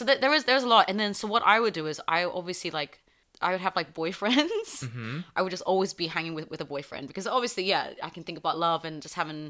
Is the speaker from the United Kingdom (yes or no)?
yes; South East England, United Kingdom; English. Yeah, he's English. I grew up in Surrey.